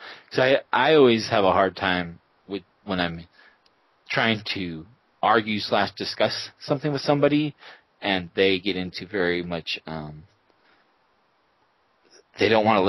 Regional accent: Colorado, United States

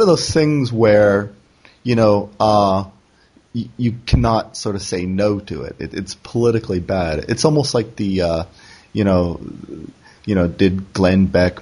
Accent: Canada; moved away; also born or lived in South Korea; I'm Canadian

